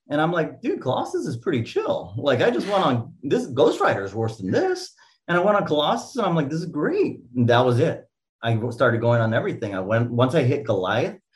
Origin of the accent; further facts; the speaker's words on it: California, United States; And we grew up in SoCal, you know, so